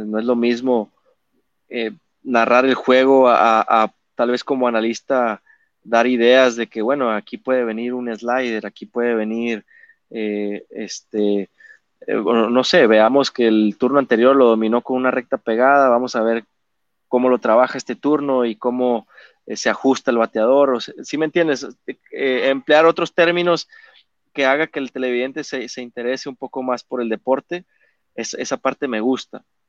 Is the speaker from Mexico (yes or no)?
yes; Mexico